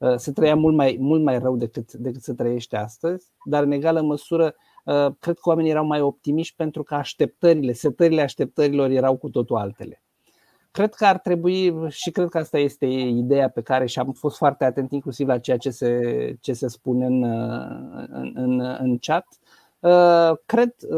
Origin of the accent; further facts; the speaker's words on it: Romania; eu sunt din România